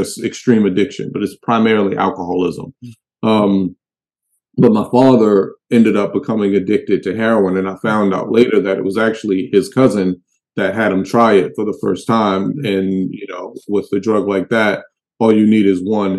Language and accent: English; Baltimore, Maryland, United States; I'm from Baltimore, like the real Baltimore.